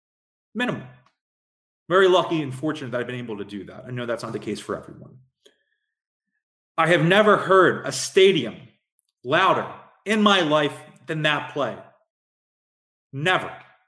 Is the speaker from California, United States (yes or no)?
no; Philadelphia, Pennsylvania, United States; a ton of my best friends growing up in South Philly were there too.